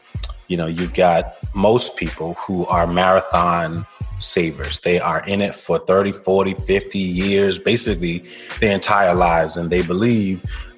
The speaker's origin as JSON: {"language": "English", "town": "Brooklyn", "region": "New York", "country": "United States", "lives_now": "Atlanta, United States", "said": "I'm originally from Brooklyn, New York. By way of Jamaica. Both of my parents, my entire family is from Jamaica."}